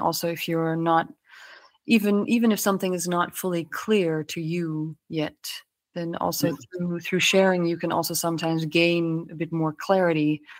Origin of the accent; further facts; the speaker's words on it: Maputo, Mozambique; also born or lived in Netherlands; I was born in Holland, but fairly quickly my parents and my brother and I moved to Mozambique in the southern parts of Africa. And we moved to Maputo, and we lived there, and I went to an international school for quite some time there.